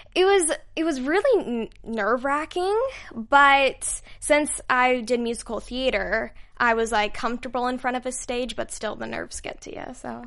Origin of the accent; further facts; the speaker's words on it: Utah, United States; moved away; I'm from Utah